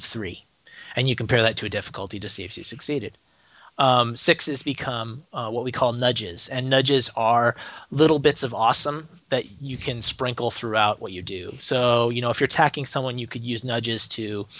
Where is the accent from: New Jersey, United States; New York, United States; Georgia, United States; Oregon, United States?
Oregon, United States; Portland; my hometown of Portland, Oregon